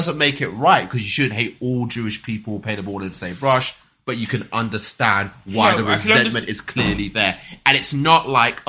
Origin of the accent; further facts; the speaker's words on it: London, United Kingdom; accent: Cockney; my Cockney accent